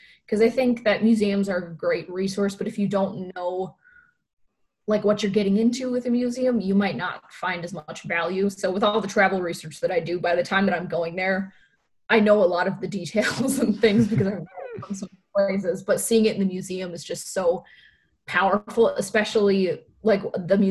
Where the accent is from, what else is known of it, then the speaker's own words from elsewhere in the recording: Upper Michigan, United States; now in Wisconsin, United States; I'm originally from Upper Michigan, so north of Wisconsin, I moved to Wisconsin